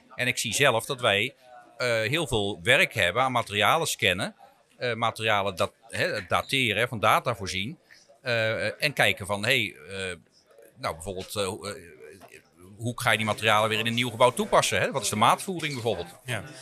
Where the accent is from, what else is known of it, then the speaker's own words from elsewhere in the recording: Rhenen, Utrecht, Netherlands; ik ben opgegroeid in Renen